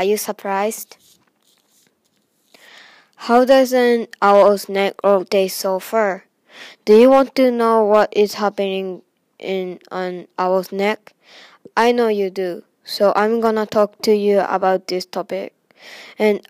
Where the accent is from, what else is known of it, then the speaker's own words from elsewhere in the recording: Japan; now in United States; I'm from Japan, but now I'm in the USA